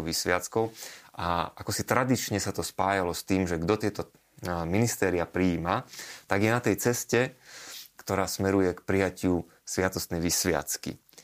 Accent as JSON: {"language": "Slovak", "country": "Slovakia", "tie": "born or raised there"}